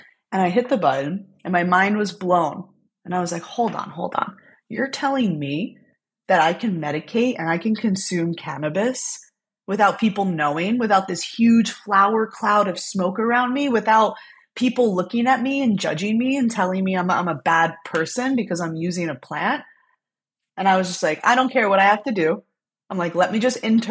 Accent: New Jersey, United States; I am from New Jersey. I used to kind of be ashamed of it because they've destroyed our image from the Jersey Shore. And now you know what? I'm from Jersey.

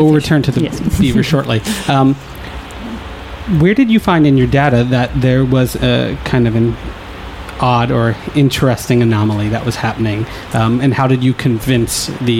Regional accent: Croton-on-Hudson, New York, United States; I grew up in Croydon and Hudson

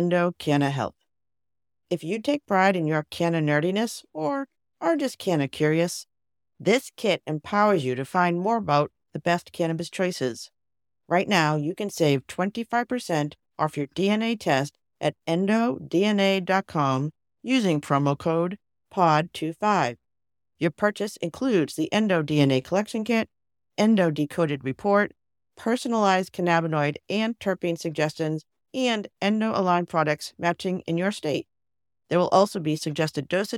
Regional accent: Cambridge, Massachusetts, United States; my hometown of Cambridge, Massachusetts

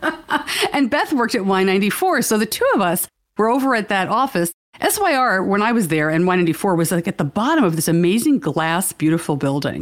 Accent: New York, United States; I'm from New York

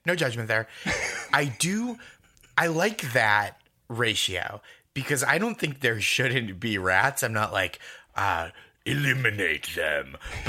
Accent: Massachusetts, United States; now in New York, United States; And then I grew up in the Boston suburbs and Alston, I should say, is like a borough of Boston essentially.

